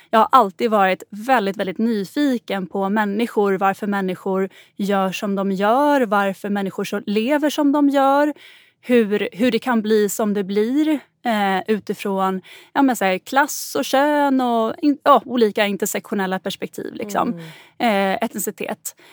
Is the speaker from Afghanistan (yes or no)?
no; Gotland, Sweden; Jag är uppväxt på Gotland och då var det liksom bara de rika barnen som hade råd att åka till fjällen när